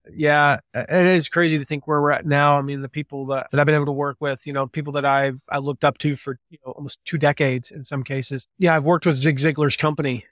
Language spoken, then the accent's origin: English; the South, United States; moved away as an adult; now in Fort Wayne, United States; I grew up in the South. I grew up in the nice warm weather mostly